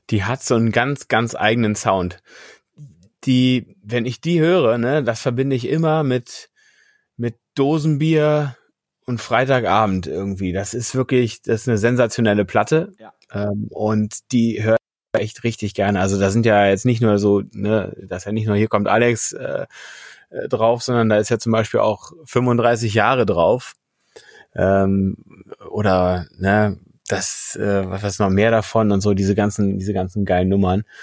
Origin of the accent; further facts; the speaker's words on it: Berlin, Germany; Nee, ich bin sogar direkt aus Berlin. Sogar aus Westberlin, geborener Westberliner bin ich.